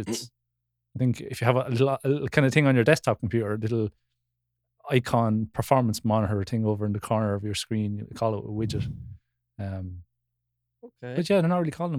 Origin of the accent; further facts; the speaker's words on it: Wexford, Leinster, Ireland; a fellow Wexfordian podcast host